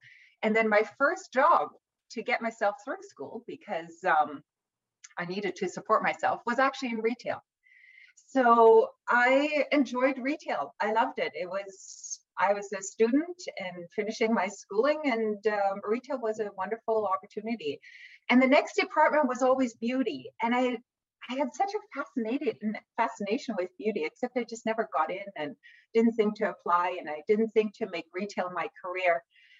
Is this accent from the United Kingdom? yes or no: no; Vancouver, British Columbia, Canada; born there; Well, actually, I was born in Vancouver, BC. My parents are both immigrants to Canada, so they arrived in Canada as refugees.